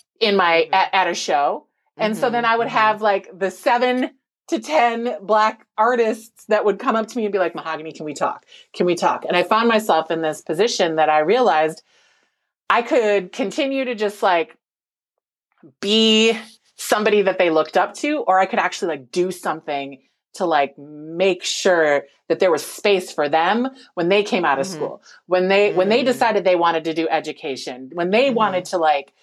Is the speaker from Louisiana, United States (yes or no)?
no; Minnesota, United States; growing up in Minnesota and being in a predominantly white environment